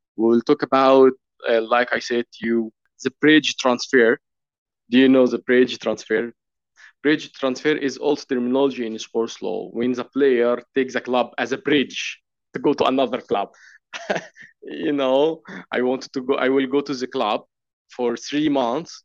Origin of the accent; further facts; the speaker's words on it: Egypt; I'm a lawyer from Egypt